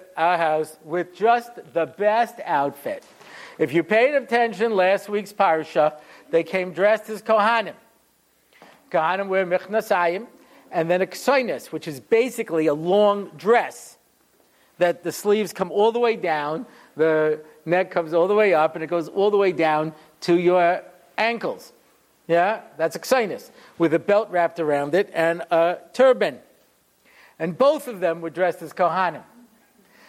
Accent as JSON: {"language": "English", "country": "United States", "tie": "born or raised there", "moved": "as an adult", "lives_now": "Israel", "said": "the way that I grew up in America"}